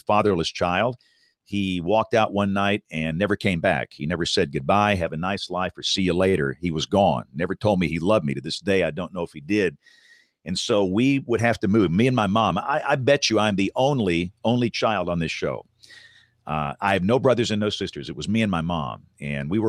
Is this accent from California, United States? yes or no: no; Tuscaloosa, Alabama, United States; growing up in Tuscaloosa, Alabama in the decade of the 70s